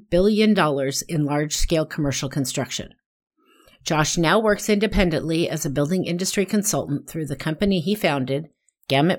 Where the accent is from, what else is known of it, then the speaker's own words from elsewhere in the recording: Portland, Oregon, United States; my hometown, downtown Portland, Oregon